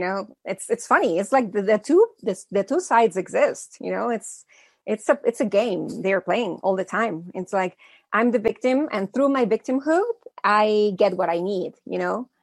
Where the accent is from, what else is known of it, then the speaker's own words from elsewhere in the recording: Mexico City, Mexico; also born or lived in United States; I was born in the States, but I've been living in Mexico since I was a little kid. My hmm. parents are Mexican.